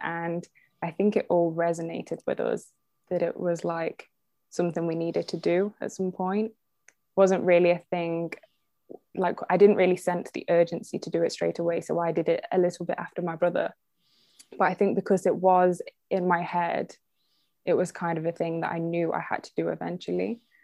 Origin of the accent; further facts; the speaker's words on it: Derby, East Midlands, United Kingdom; also born or lived in Leeds; I was born in Derby, which is the next town from Burton